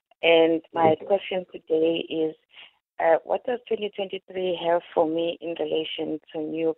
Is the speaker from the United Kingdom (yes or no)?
no; Durban, KwaZulu-Natal, South Africa; and I was born on the 28th of July, 1968. I was born in Durban